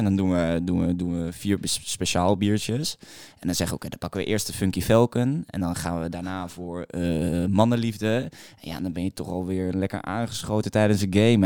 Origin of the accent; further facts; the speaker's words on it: Maastricht, Limburg, Netherlands; now in Amsterdam, Netherlands; ik kom uit Maastricht